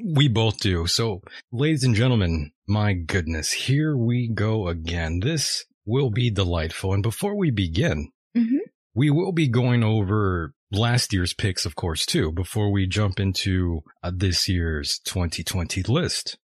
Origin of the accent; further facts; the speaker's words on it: United States; we're American